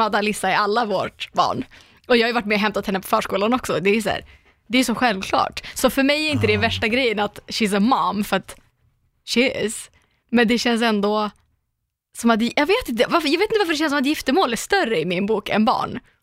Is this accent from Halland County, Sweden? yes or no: no; Umeå, Västerbotten County, Sweden; moved away; alla gånger jag varit hemma i Umeå